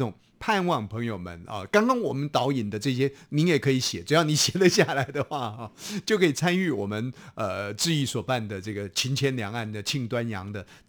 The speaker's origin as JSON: {"language": "Chinese", "region": "Hsinchu", "country": "Taiwan", "tie": "born or raised there", "said": "对对对对，那就是我家乡，是我做中介的。"}